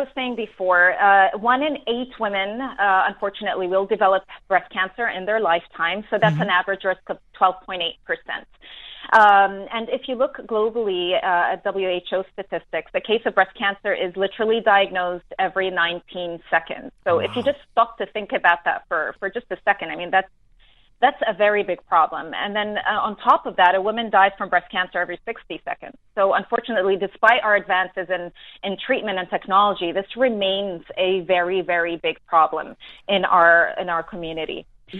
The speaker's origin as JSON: {"language": "English", "country": "New Zealand", "also_born_or_lived": "New York", "lives_now": "Dubai, United Arab Emirates", "said": "I'm a New Zealander myself, so I relate."}